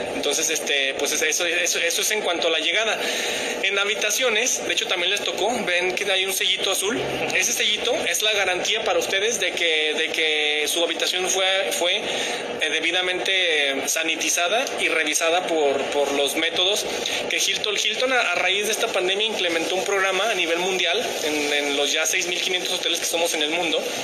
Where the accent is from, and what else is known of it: Aguascalientes, Mexico